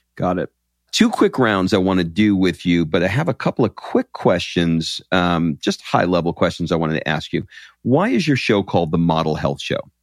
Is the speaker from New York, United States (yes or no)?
yes; New York, United States; now in Atlanta, United States; I grew up in New York